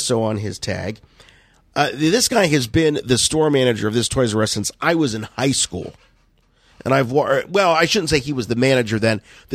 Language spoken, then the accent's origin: English; Canton, Ohio, United States; my hometown here in Canton, Ohio